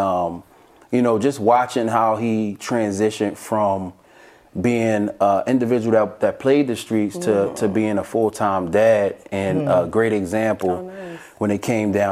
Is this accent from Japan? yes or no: no; Philadelphia, Pennsylvania, United States; I'm from North Philly